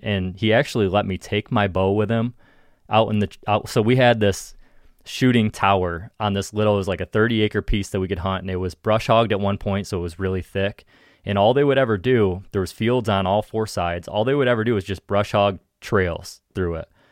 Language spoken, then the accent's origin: English; Ohio, United States; in Ohio, at least, like, in my home state